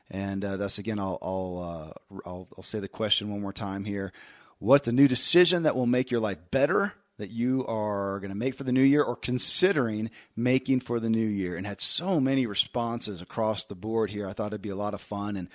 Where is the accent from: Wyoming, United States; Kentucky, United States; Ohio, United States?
Kentucky, United States; born or raised there